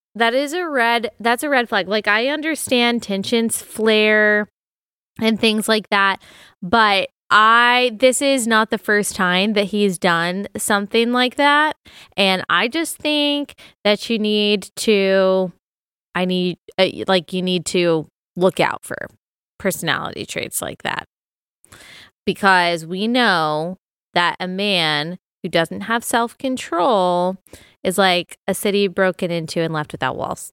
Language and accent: English; Texas, United States; moved away as an adult; also born or lived in Southeast US; growing up in Texas